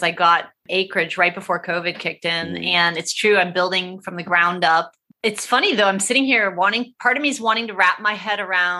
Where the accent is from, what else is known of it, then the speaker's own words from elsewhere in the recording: Ohio, United States; now in Los Angeles, United States; I'm raised from Ohio